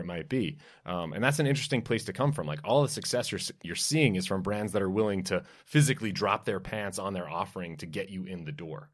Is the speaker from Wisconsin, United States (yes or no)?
no; New York City, New York, United States; I grew up in Brooklyn, New York, and love country music